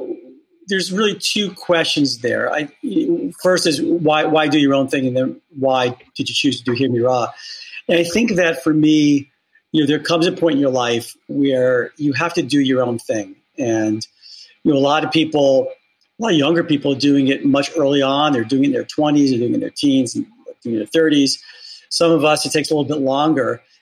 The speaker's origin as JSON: {"language": "English", "town": "Bronx", "region": "New York", "country": "United States", "said": "I am from the Bronx, New York, and so proud of it."}